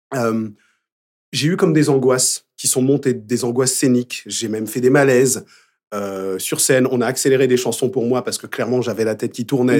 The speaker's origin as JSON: {"language": "French", "town": "Paris", "region": "Île-de-France", "country": "France", "tie": "born or raised there", "said": "Je suis né dans le 20e, je parle anglais"}